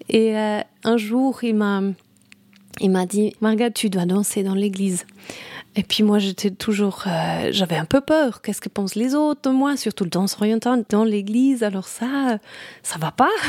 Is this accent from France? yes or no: no; Saudi Arabia; also born or lived in Brazil; Et je suis née au Brésil et puis après on est allé, en Arabie Saoudite.